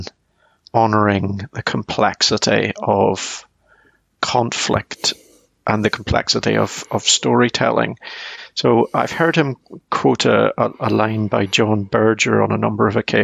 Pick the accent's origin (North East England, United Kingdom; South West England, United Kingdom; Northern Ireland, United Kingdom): Northern Ireland, United Kingdom; I growing up in Northern Ireland during the Troubles